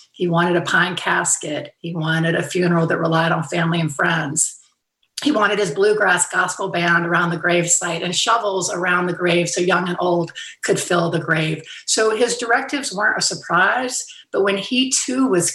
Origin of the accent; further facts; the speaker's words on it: Fairhope, Alabama, United States; moved away; hometown in Fairhope, Alabama